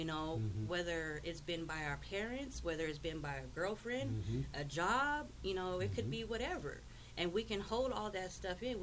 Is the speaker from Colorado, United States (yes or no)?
yes; Wheat Ridge, Colorado, United States; where I grew up in Colorado, I grew up in Wheat Ridge.